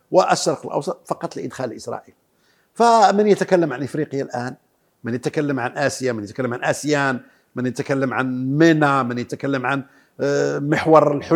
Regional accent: Morocco; وهذا كان الحج سنة كاملة عندنا في المغرب

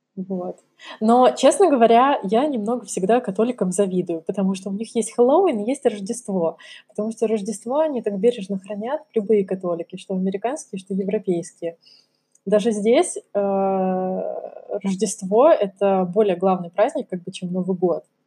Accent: Kamchatka Krai, Russia; я выросла на Камчатке, да, для меня национальная еда — это красная рыба и икра. Так все прошло мое детство

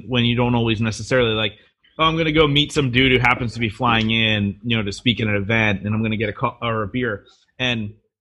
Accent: Reading, Pennsylvania, United States; Reading, which is my hometown

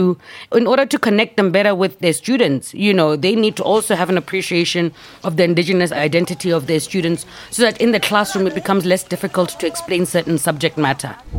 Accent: Gaborone, South-East District, Botswana; I grew up in Gaborone

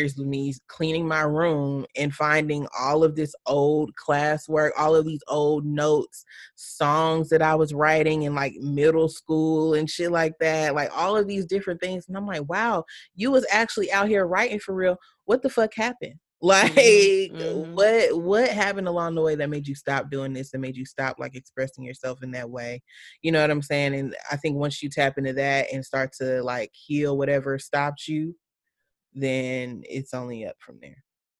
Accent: Alabama, United States; I'm from Alabama.

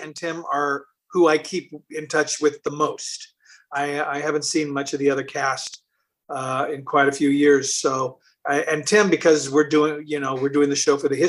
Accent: Seattle, Washington, United States; moved away; I'm from Seattle

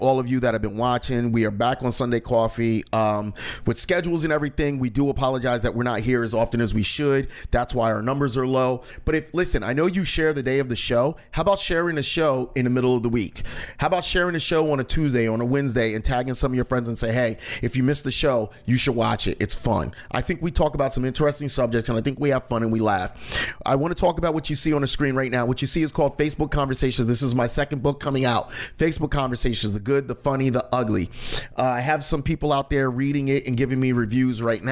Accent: United States; I'm an American. I was born, I was raised here

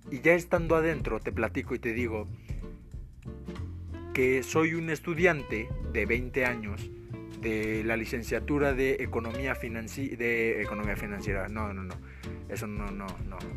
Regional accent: Mexico; Pues, para los, que no, para los que no son de México, porque soy de México

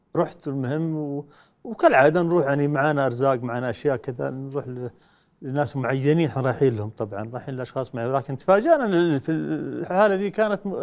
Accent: Saudi Arabia; احنا كشعب سعودي

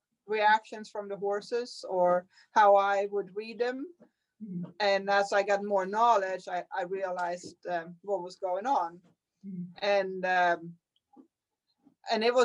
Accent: Sweden; now in United States; I'm from Sweden

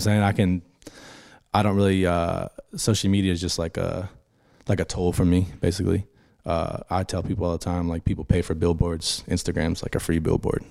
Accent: Pittsburgh, Pennsylvania, United States; moved away; being from Pittsburgh, that's where I grew up

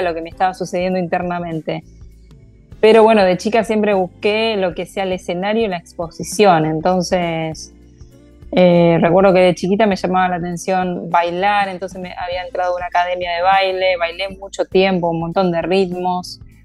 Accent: Casilda, Santa Fe, Argentina; soy oriunda de Casilda, soy santafesina y de acá voy para todos lados.

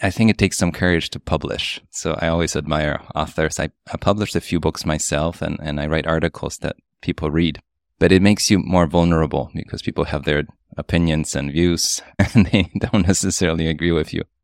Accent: Poland; moved away; also born or lived in New York; my story growing up in Poland, coming to New York

